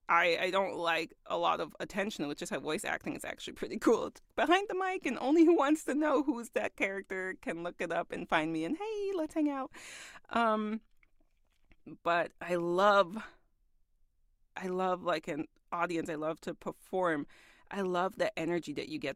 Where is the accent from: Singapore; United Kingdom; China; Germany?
Germany; Augsburg, Bavaria; moved away as an adult; also born or lived in Kaiserslautern / United States; I lived somewhere like mid-Germany in, uh, in Kaiserslautern. But I'm from Augsburg.